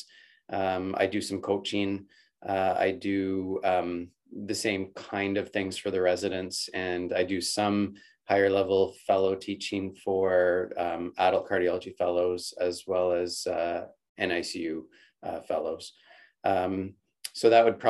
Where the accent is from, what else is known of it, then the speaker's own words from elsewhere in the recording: Calgary, Alberta, Canada; I'm born and raised in Calgary, and I did my undergraduate degree there